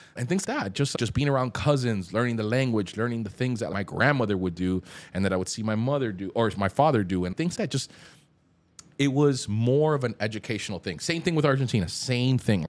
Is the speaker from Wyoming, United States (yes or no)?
no; Hialeah, Florida, United States; also born or lived in Colombia; growing up in Hialeah